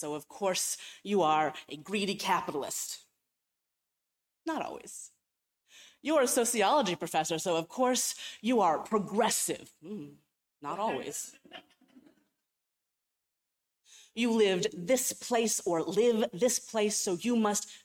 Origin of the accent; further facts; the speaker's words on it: Cleveland, Ohio, United States; moved away as an adult; also born or lived in California; I was from Cleveland. I had grown up in the Midwest